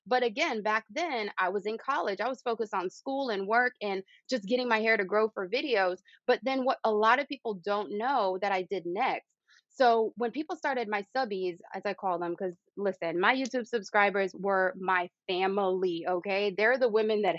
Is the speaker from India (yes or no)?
no; Jamaica; moved away; when I was growing up in Jamaica with my grandmother, Yaya